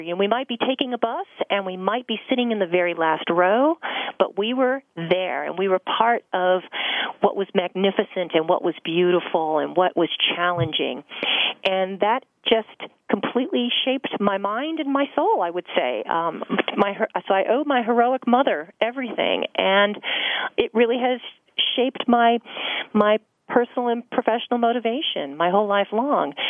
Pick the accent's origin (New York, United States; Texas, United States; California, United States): California, United States; Los Angeles; I grew up here in Los Angeles